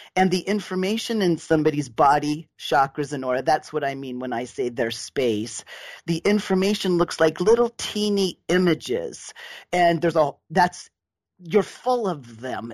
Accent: Southern California, United States; I was raised in Southern California

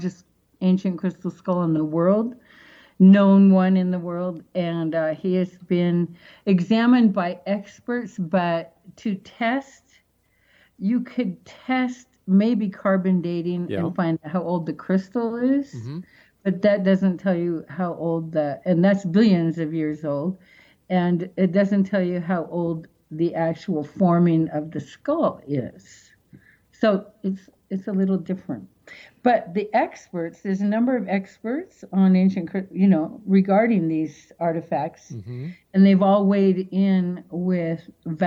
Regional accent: Seattle, Washington, United States; moved away; back in Seattle, that's my hometown

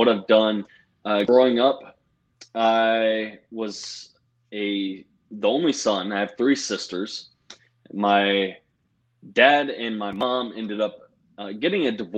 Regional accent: Virginia Beach, Virginia, United States; moved away as an adult; also born or lived in North Carolina; now in Pennsylvania, United States; we're actually originally from Virginia Beach, big old Navy town

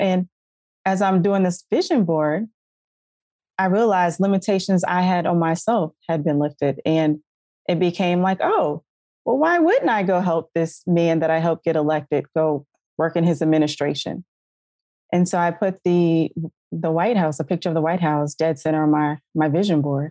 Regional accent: South Carolina, United States; moved away; I'm originally from South Carolina. I was living in North Carolina at the time

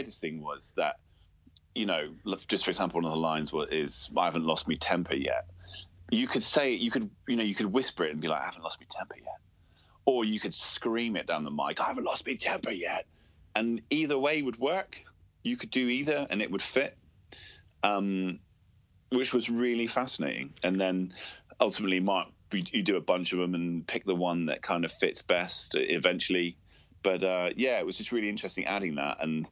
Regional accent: Cornwall, South West England, United Kingdom; also born or lived in Wales; being Cornish and being from Cornwall

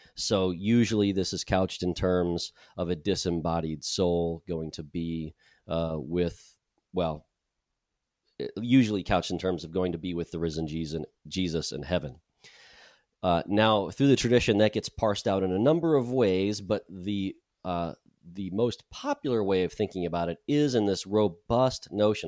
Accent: United States; moved away as an adult; I'm American

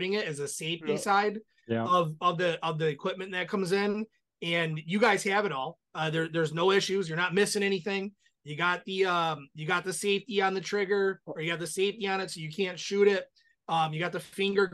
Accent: Michigan, United States; we're from Michigan

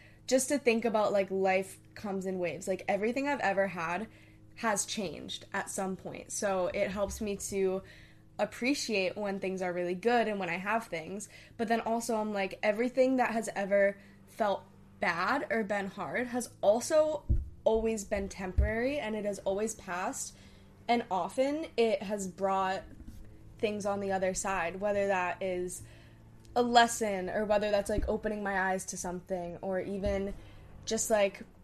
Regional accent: New Hampshire, United States; also born or lived in Hong Kong; we grew up in New Hampshire, then we moved to Hong Kong for 4 years, then we moved back to New Hampshire

